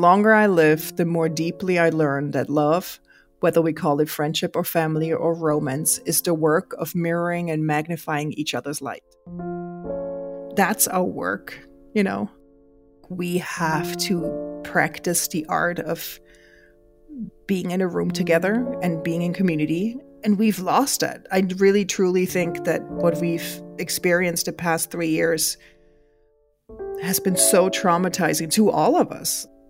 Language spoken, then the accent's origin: English; Switzerland; English is a second language; now in New York, United States; I grew up in the Swiss countryside and I would gather the kids at night to play games outside